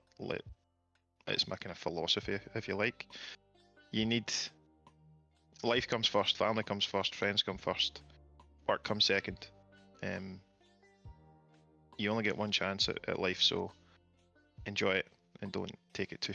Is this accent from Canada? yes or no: no; United Kingdom; being British